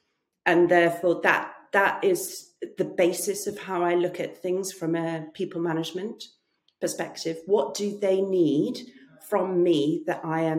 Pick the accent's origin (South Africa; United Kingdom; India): South Africa; First of all, I grew up in South Africa. And my parents were missionaries who worked for peace and reconciliation.